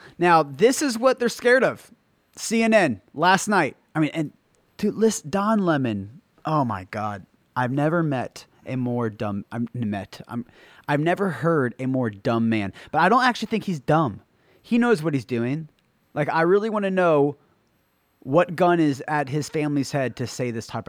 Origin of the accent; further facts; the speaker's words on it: Trinidad & Tobago; because I came from Trinidad. I was born in Trinidad. I was raised broke and poor. I know I'm not forgetting where I come from, and I'm not forgetting about my family. And I have family in Trinidad.